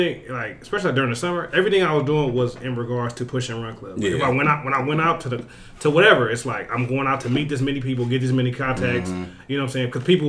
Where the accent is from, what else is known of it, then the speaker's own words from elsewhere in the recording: Los Angeles, California, United States; I'm from South Central. I want to see South Central flourish.